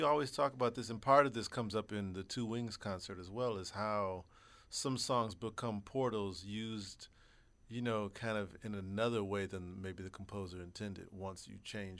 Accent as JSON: {"language": "English", "region": "Texas", "country": "United States", "said": "I'm Texan."}